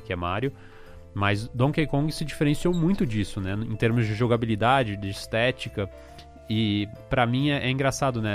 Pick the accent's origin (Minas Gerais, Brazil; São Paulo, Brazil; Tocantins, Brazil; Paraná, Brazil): São Paulo, Brazil; tinha uma lá no meu bairro, aqui em São Paulo